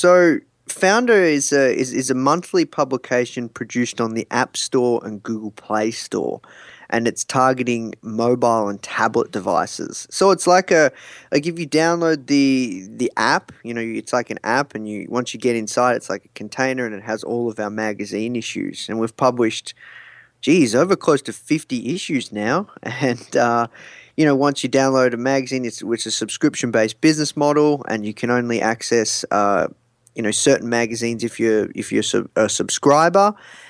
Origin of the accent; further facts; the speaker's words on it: Melbourne, Victoria, Australia; Yeah, I'm from Melbourne, Australia.